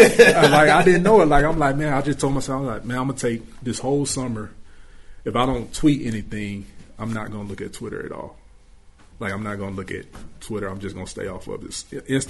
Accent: Atlanta, Georgia, United States; he's from Alabama, I'm from Atlanta, so I think we just both from the South

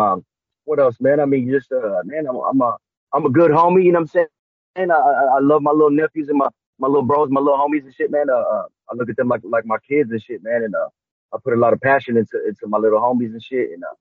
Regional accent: Seattle, Washington, United States; I was born and raised out here in Seattle, Washington, you know, grew up out here in the city

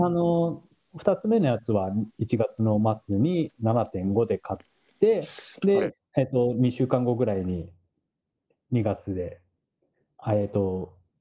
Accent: Japan; moved away as an adult; now in San Francisco Bay Area, United States

